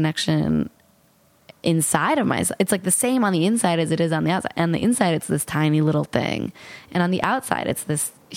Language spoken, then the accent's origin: English; New York, United States; I say I'm from New York